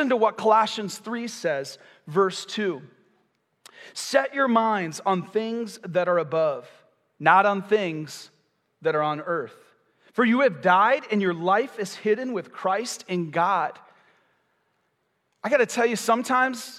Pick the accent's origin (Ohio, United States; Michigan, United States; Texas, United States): Michigan, United States; moved away as an adult; now in Florida, United States; When we moved to Florida, I'm from Michigan, we have basements, we have garages